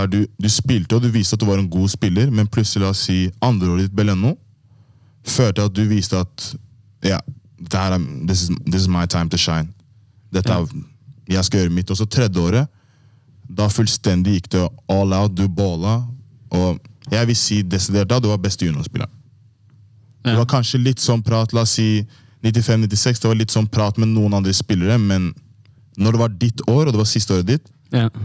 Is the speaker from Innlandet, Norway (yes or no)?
no; Persbråten, Oslo, Norway; Jeg er fra Persbråten.